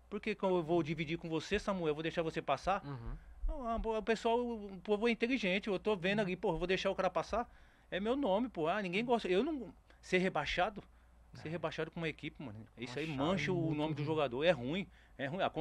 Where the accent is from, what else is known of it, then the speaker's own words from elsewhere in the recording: São Paulo, Brazil; Eu torço, eu, eu sou paulista.